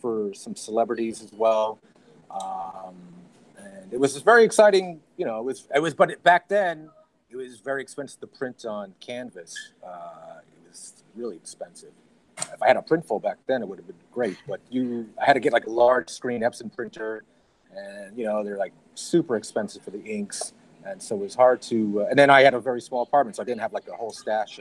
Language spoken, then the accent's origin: English; New York, United States; also born or lived in Las Vegas; now in Los Angeles, United States; I was born in New York. I live in Las Vegas, and then I moved back to New York, and now I live in Los Angeles